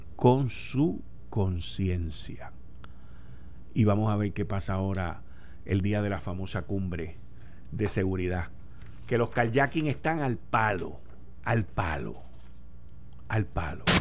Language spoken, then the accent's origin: Spanish; Puerto Rico